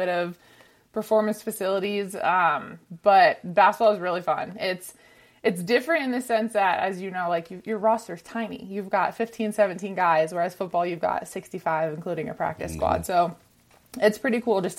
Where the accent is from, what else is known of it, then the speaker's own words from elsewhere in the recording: near Lancaster, Pennsylvania, United States; moved away as an adult; also born or lived in Florida; now in Denver, United States; Lancaster, Pennsylvania, near my hometown. So moved back home